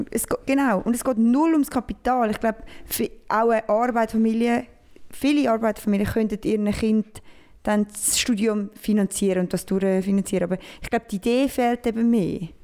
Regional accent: Switzerland; ich bin Schweizer, richtiger Schweizer.

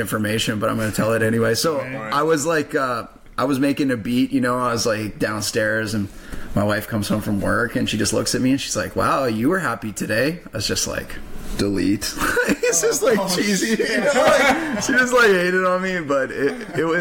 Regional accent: Saskatoon, Saskatchewan, Canada; I grew up on the North End.

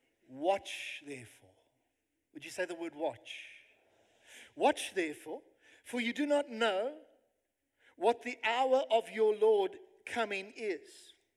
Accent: South Africa; you can actually these days put on your CV that I have lived in South Africa, you know? Hardcore, I'm a South African.

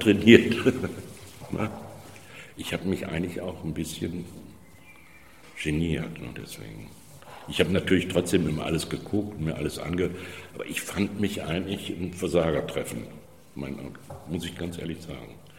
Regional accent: Germany; moved away; also born or lived in Düsseldorf; ich bin ja in Hessen Stadtwald groß geworden

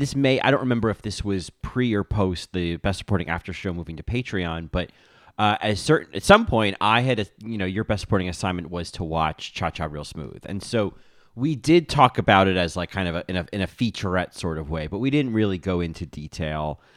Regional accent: New Jersey, United States; I grew up in New Jersey

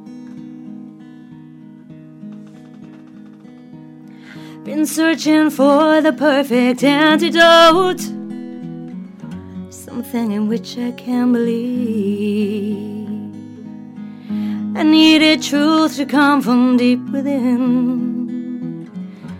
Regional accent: England, United Kingdom; moved away; I'm from England

